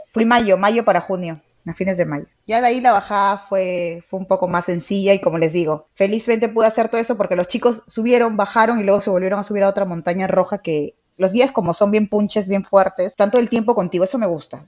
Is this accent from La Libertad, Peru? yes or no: yes; Trujillo, La Libertad, Peru; now in Lima, Peru; yo soy de Trujillo, qué de diferente es a Lima, ahora vivo en Lima